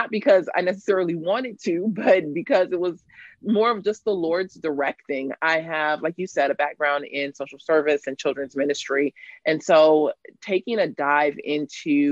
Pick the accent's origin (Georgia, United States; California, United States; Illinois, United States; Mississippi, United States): California, United States; Los Angeles; also born or lived in Cape Town, South Africa; I am born and raised in Los Angeles, California. I spent the first 15, 16 years of my life in South Central Los Angeles